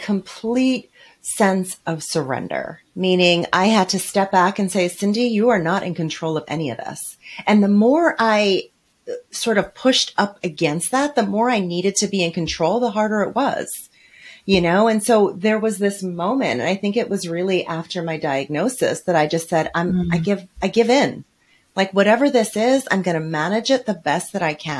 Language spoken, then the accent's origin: English; New York City, New York, United States; I'm from New York City